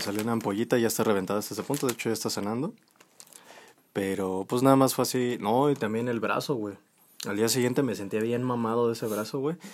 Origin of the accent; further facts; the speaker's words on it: Mexico; somos nosotros los mexicanos